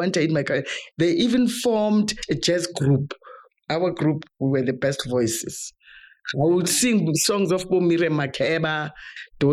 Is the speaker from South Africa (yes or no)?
yes; Springs, Gauteng, South Africa; also born or lived in Johannesburg; I was born and brought up in Gotema Springs, and I attended school there